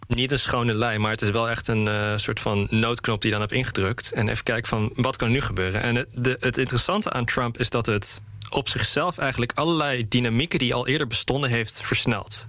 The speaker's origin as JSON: {"language": "Dutch", "country": "Netherlands", "said": "ook als Nederlanders"}